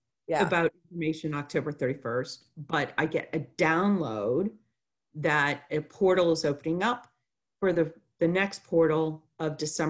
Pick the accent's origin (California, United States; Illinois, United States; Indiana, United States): Illinois, United States; Chicago; born there; I was born in Chicago, Illinois, in 1969, and I would say I was always a sensitive child and intuitive.